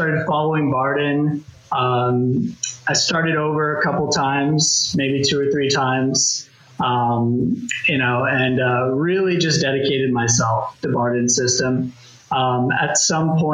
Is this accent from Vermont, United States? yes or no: yes; Vermont, United States; also born or lived in Los Angeles, United States; now in London, United Kingdom; I'm originally from Los Angeles. I spent most of my life in Vermont, which is really strange. But my family just happened to go there, and that's where I spent most of my life.